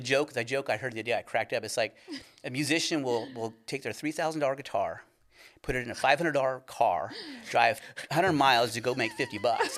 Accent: California, United States; moved away; we're originally from California.

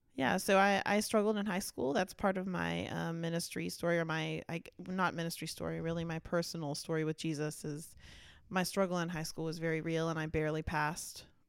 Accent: Dallas, Texas, United States; I was born and raised in Dallas

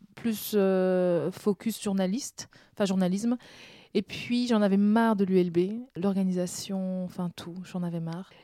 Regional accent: Brussels, Brussels-Capital Region, Belgium; also born or lived in Benin; Je suis pas née à Bruxelles, je suis née en Afrique, au ah. Bénin. Mais euh, je suis arrivée à 4 ans, 4 ans et demi, 5 ans mhm. euh, en Belgique. Et donc là, j'ai habité Boisfort.

